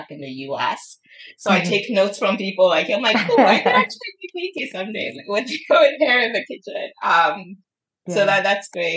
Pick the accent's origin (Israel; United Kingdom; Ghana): Ghana; Accra, Greater Accra; I grew up in Kolobo because my mom was a doctor